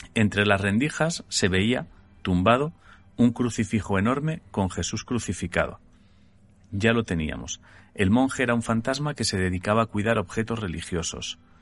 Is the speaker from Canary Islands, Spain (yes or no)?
no; Sant Andreu de Llavaneres, Catalonia, Spain; una cafetería de mi pueblo, en San Andrés de Habaneras